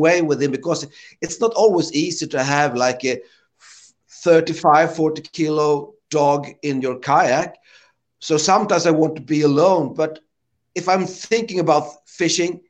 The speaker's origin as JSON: {"language": "English", "country": "Sweden"}